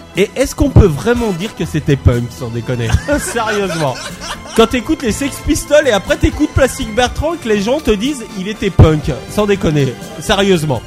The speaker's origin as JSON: {"language": "French", "area": "Haute-Savoie", "region": "Auvergne-Rhône-Alpes", "country": "France", "said": "je viens de Haute-Savoie"}